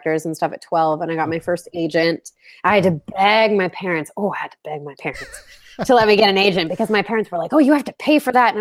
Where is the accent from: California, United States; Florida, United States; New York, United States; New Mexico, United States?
Florida, United States; Orlando or Jacksonville; we're from Orlando or Jacksonville